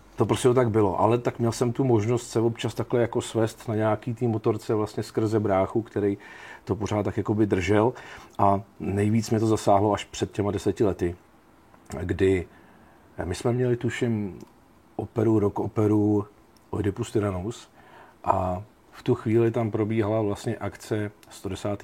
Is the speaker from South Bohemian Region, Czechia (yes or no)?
yes; Jistebnice, South Bohemian Region, Czechia; Já jsem původem vlastně Jihočech, eh, kousíček od tábora v Jistebnici